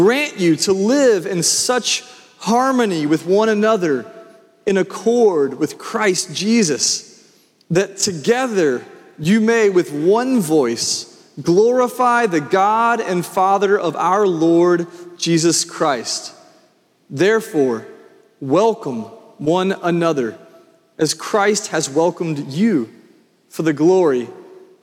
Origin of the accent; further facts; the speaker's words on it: Franklin, Tennessee, United States; when I went to Franklin, I was coming from Freedom Middle School, and all my friends were going to Centennial, and I was joining all these Grassland kids over at Franklin